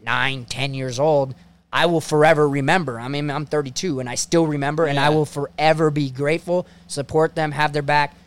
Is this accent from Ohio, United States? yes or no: yes; Ohio, United States; I'm just a kid from Ohio